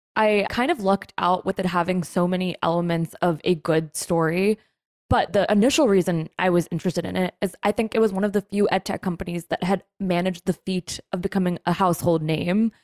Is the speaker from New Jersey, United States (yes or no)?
yes; New Jersey, United States; I'm from New Jersey